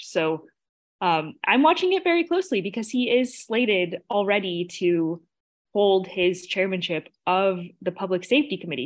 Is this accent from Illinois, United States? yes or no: yes; Chicago, Illinois, United States; as a Chicagoan, as a voter